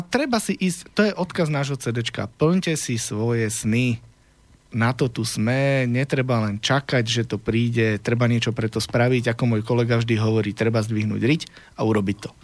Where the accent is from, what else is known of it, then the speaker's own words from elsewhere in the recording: Prievidza, Trenčín Region, Slovakia; u nás doma v Prievidzi, však tam je v každom druhom vchode je muzikant